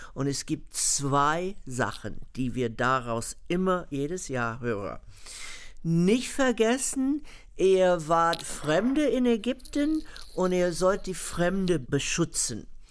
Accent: United States; born or raised there

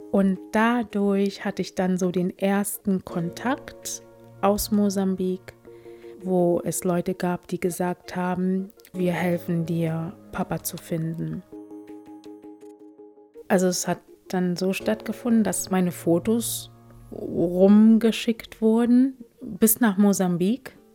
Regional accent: Potsdam, Brandenburg, Germany; Ich bin halt dort in Potsdam als einzige Farbige groß geworden.

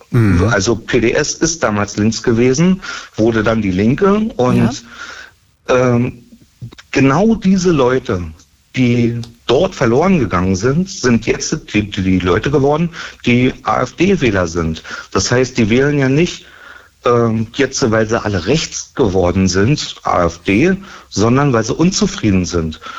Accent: East Germany, Germany; und ich habe als Ostdeutscher die gleiche Arbeit verrichtet, direkt neben der Person, nur weil ich einen anderen Arbeitgeber hatte.

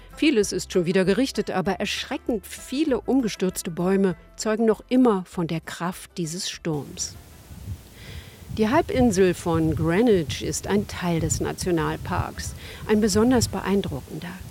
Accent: Berlin, Germany; als Berlinerin

